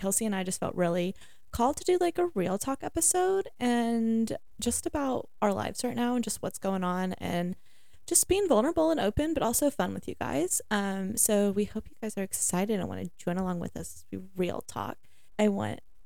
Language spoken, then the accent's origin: English; Richmond, Kentucky, United States; I've been from Richmond